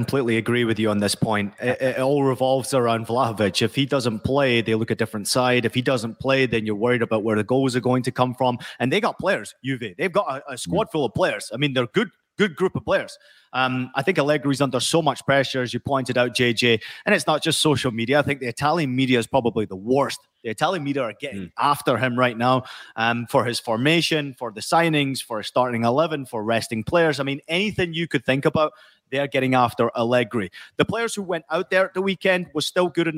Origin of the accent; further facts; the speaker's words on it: Scotland, United Kingdom; growing up in Scotland